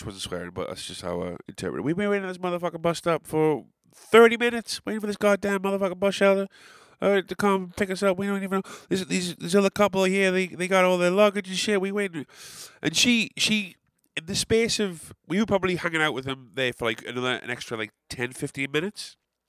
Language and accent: English; England, United Kingdom; as an Englishman